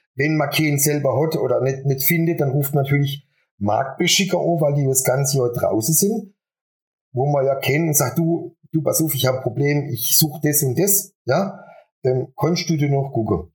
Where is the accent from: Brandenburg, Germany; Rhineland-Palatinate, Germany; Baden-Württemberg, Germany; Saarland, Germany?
Baden-Württemberg, Germany; Buchen; moved away as an adult; now in Adelsheim, Germany; Bin ursprünglich aus Buchen